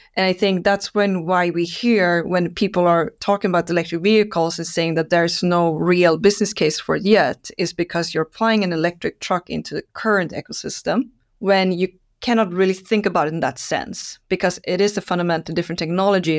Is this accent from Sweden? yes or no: yes; Stockholm, Stockholm County, Sweden; I'm Swede, uh, born and raised in Stockholm.